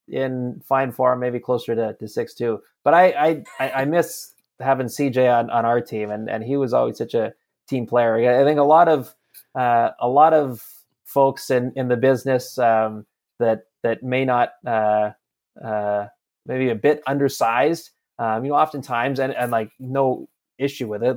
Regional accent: Campbell River, British Columbia, Canada; I'm from Campbell River, B C

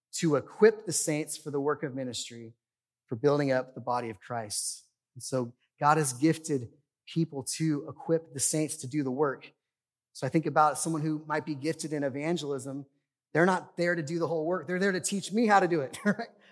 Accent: United States; I love living in the United States. I love being an American

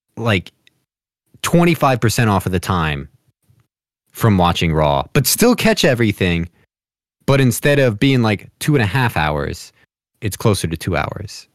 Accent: New Jersey, United States; I'm from Jersey, like, y, you know, kinda New York City-ish area

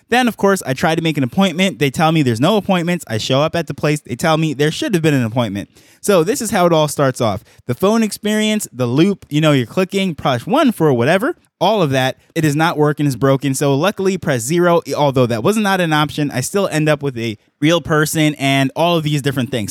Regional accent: New York, United States; moved away as an adult; now in Jamaica; I grew up in New York

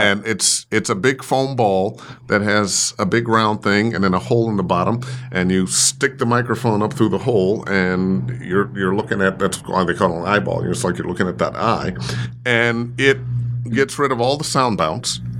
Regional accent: Cleveland, Ohio, United States; I grew up in Cleveland

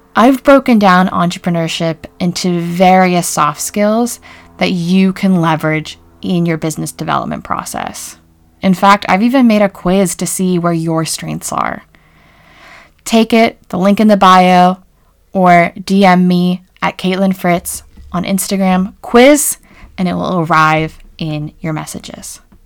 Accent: rural Pennsylvania, United States; an American who grew up in rural Pennsylvania

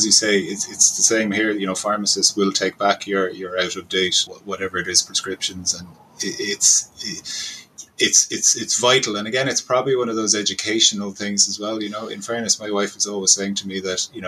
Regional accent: Cork, Munster, Ireland; I'm from Cork

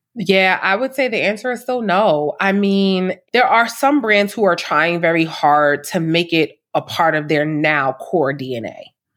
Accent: New York City, New York, United States; I'm from Harlem, born and raised

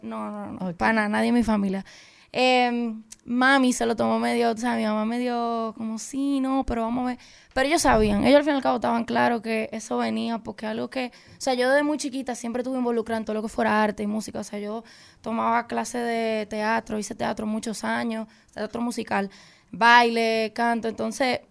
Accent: Dominican Republic; porque es mi país

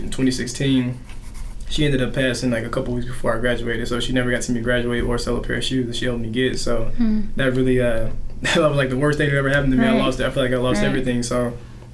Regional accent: Helena, Arkansas, United States; I was born and raised in Helena, Arkansas, real poor, underrepresented area, Southeast Arkansas.

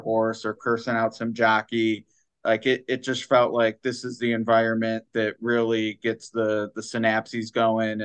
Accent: Cleveland, Ohio, United States; I grew up in Cleveland

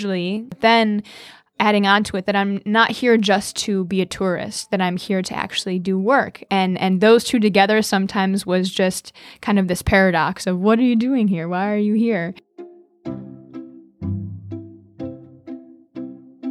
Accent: Madison, Wisconsin, United States; also born or lived in Vellore, India; I am from Madison, Wisconsin

